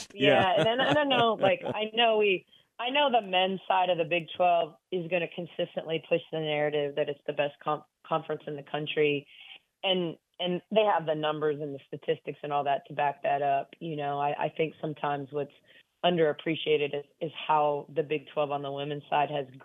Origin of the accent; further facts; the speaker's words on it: Midwest, United States; also born or lived in Michigan / Ohio / Indiana / Wisconsin; I grew up in Big Ten country. I mean